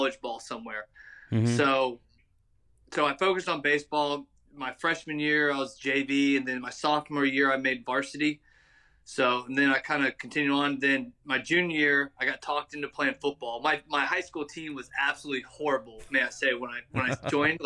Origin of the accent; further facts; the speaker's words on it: West End, North Carolina, United States; moved away as an adult; also born or lived in Illinois; now in Louisiana, United States; I'm originally from North Carolina, a little small town called West End